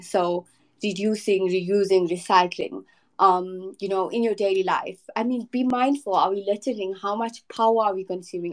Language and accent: English; South Africa; I am from South Africa